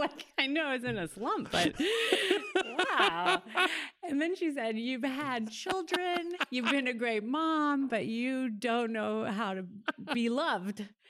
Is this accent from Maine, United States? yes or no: no; Oklahoma, United States; moved away as an adult; also born or lived in New York; I grew up in Oklahoma, I was living in New York.